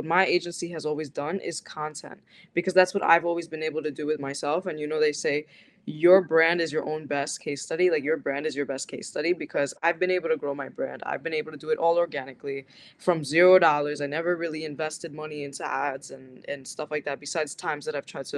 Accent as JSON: {"language": "English", "region": "New Jersey", "country": "United States", "tie": "born or raised there", "said": "I grew up in New Jersey. I grew up in the same city my like entire life"}